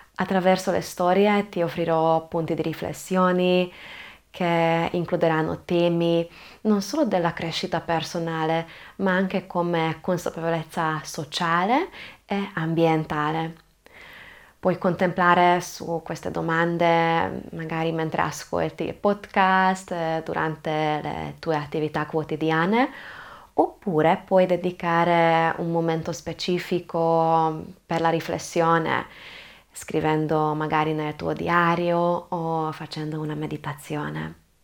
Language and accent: Italian; Budapest, Hungary; Italian is a second language; now in Trieste, Italy; sono ungherese, sono nata e cresciuta a Budapest, ma ormai da tanti anni vivo in Italia, vivo proprio a Trieste